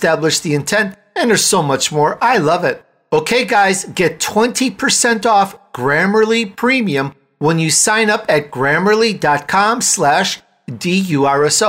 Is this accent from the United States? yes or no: yes; Chicago, Illinois, United States; It's in my speech from growing up in Chicago